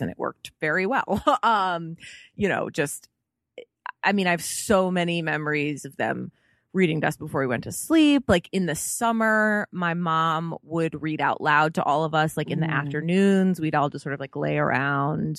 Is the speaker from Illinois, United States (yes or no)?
yes; Chicago, Illinois, United States; I am from Chicago.